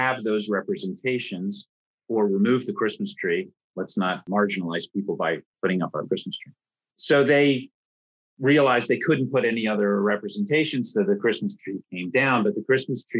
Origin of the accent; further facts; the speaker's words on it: outside of Philadelphia, Pennsylvania, United States; moved away as an adult; now in Hong Kong; I was born and raised outside of Philadelphia.